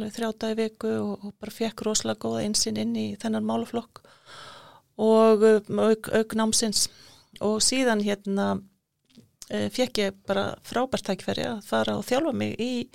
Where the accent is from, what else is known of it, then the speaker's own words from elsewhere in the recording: Iceland; moved away as an adult; also born or lived in Nicaragua; við erum Íslandingar